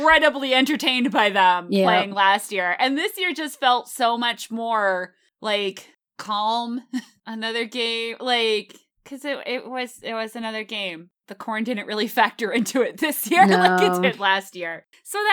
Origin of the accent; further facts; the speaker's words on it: United States; now in Boston, United States; I don't usually think of myself as an East Coast elitist New York metro area person. And now I live in Boston